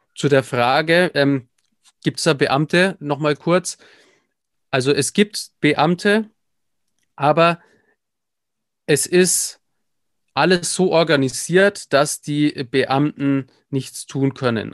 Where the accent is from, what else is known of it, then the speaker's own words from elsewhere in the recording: Nuremberg, Bavaria, Germany; bin im Prinzip aufgewachsen in der Nürnberger Südstadt.